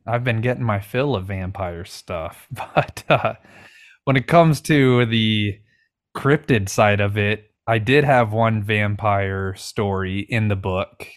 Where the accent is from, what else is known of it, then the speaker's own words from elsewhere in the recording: Washington, United States; I'm from Washington State